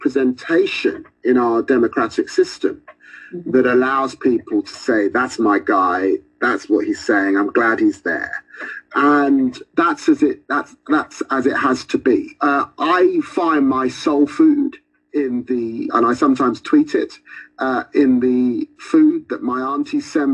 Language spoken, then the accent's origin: English; London, United Kingdom; growing up in Tottenham